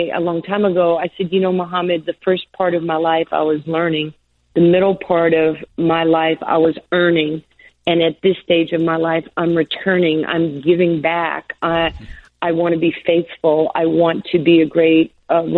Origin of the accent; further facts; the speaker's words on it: New York, United States; accent: New York; I had my New York accent.